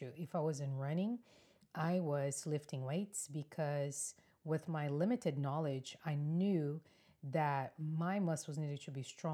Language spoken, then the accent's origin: English; Brazil; moved away as an adult; now in United States; I am from Brazil, born and raised.